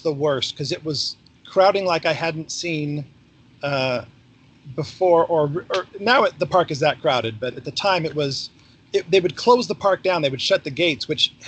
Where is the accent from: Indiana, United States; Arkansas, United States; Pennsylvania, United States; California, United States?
California, United States; Orange; moved away as an adult; also born or lived in Washington, D.C.; I was born and raised in Orange County